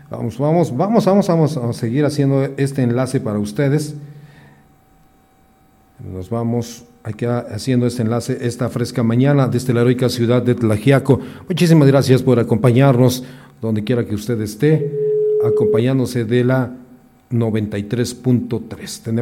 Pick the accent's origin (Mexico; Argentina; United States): Mexico; Así somos los mexicanos.